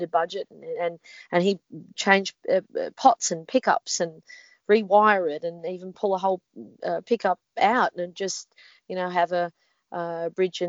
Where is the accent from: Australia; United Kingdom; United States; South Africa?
Australia; there's three times the amount of kangaroos in this country that there are people living here